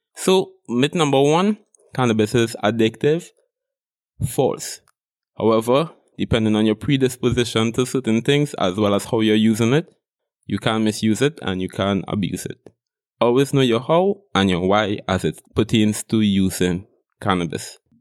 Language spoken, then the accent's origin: English; Trinidad & Tobago; I am Trinidadian, from Trinidad and Tobago